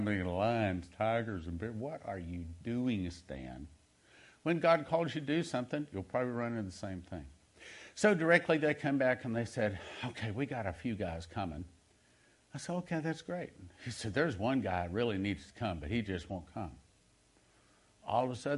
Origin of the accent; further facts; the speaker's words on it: Texas, United States; I'm from Texas